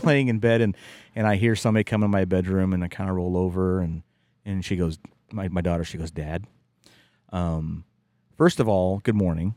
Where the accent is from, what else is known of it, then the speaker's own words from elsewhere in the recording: West Virginia, United States; moved away; growing up in West Virginia